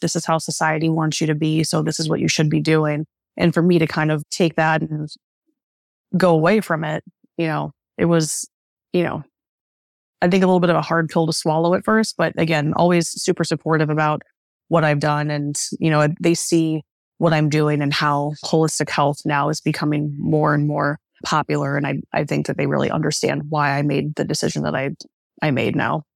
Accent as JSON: {"language": "English", "region": "Northeast Ohio", "country": "United States", "tie": "born or raised there", "also_born_or_lived": "Philadelphia", "said": "I grew up in Northeast Ohio"}